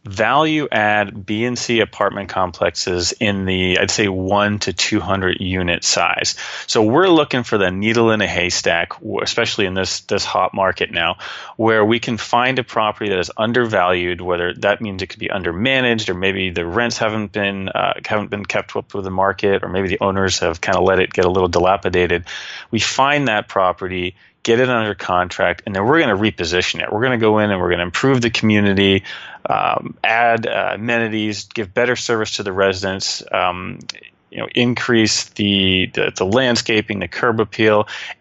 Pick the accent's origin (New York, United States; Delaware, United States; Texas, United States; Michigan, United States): Texas, United States; I'm like, well, yeah, I'm from Texas, you know.